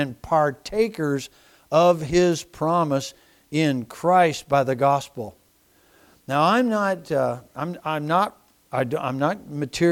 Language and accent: English; United States; I'm an American